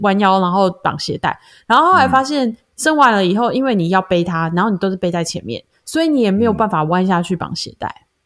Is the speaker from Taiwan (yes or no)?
yes; Taiwan; 我们在台湾长大的思维就比较不像